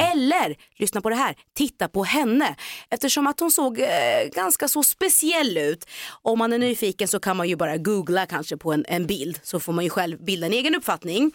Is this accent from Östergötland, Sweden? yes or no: yes; Norrköping, Östergötland, Sweden; moved away; jag är ju faktiskt född och uppväxt i Norrköping